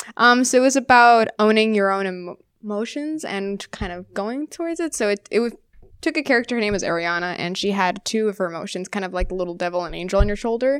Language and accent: English; Orlando, Florida, United States; it was in my hometown as well